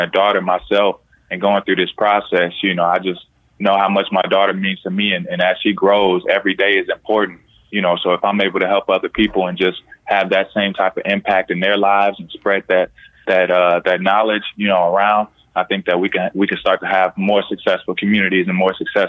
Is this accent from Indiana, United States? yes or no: yes; Indiana, United States; Born and raised in Indiana, yeah.